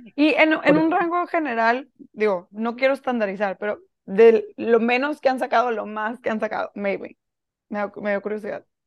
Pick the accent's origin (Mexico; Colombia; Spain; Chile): Mexico; Monterrey, Nuevo León; yo soy de Monterrey, aquí vivo ahorita